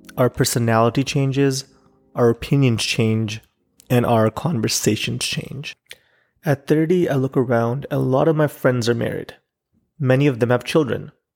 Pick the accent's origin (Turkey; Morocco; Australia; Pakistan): Pakistan; now in Chicago, United States; as a Pakistani living in Chicago